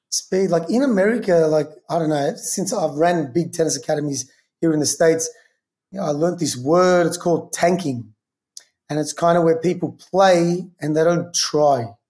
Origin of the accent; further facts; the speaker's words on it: Melbourne, Victoria, Australia; also born or lived in New York; now in Los Angeles, United States; I'm from Melbourne, where kind of Australian football started